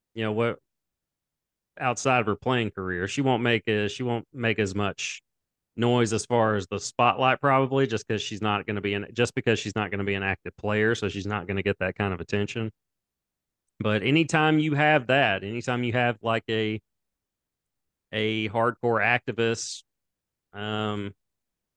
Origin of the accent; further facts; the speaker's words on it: United States; as an American